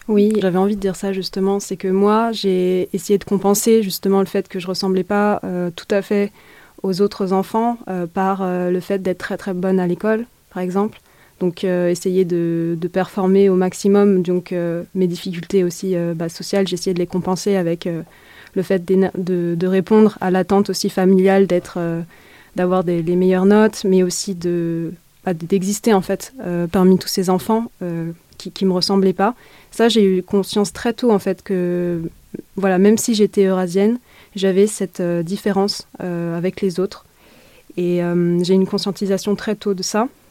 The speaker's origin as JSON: {"language": "French", "area": "Essonne", "region": "Île-de-France", "country": "France", "tie": "born or raised there", "said": "moi j'ai grandi euh, dans l'Essonne, en Île-de-France."}